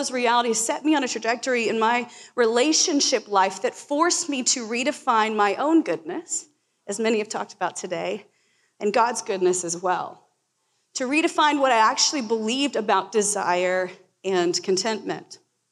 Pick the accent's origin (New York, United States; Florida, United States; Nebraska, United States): Florida, United States; now in Portland, United States; I grew up in Florida